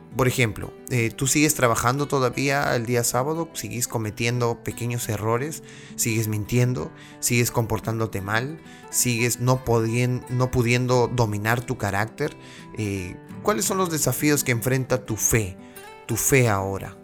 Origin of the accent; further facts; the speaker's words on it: Peru; now in United States; mi país natal, Perú